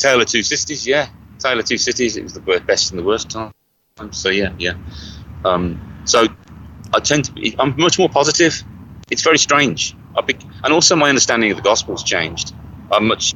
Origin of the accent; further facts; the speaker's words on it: Birmingham, West Midlands, United Kingdom; now in United States; I'm from Birmingham, uh, England